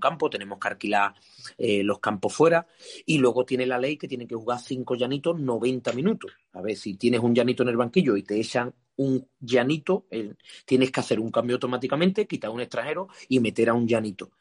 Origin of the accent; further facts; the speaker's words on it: Guadiaro, Andalusia, Spain; el campo del Guadiaro, de donde es mi pueblo